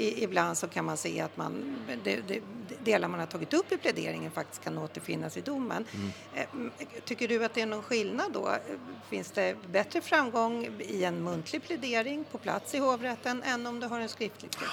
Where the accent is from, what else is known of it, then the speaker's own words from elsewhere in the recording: Stockholm, Stockholm County, Sweden; jag är stockholmare sen eh, mm tusen år tillbaka